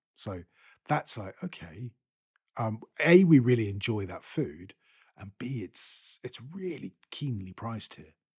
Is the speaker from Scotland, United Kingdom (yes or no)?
yes; Scotland, United Kingdom; I am a Scot